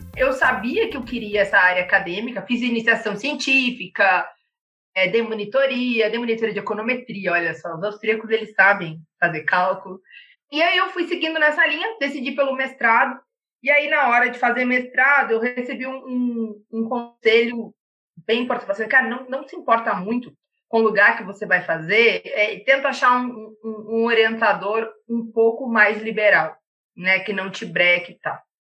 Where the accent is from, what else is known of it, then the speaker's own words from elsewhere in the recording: Panambi, Rio Grande do Sul, Brazil; moved away as an adult; also born or lived in Santa Maria / Viçosa; Eu nasci em Rio Grande extremo sul. E aí, com cinco anos, eu fui pra Panambi, a cidade das máquinas